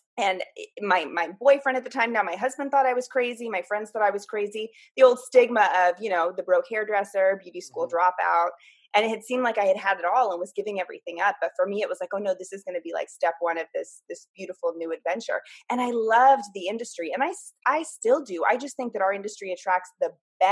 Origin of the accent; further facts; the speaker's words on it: Half Moon Bay, California, United States; also born or lived in Menlo Park, California / San Jose, California; I grew up in Half Moon Bay. So I went to elementary school through high school out here.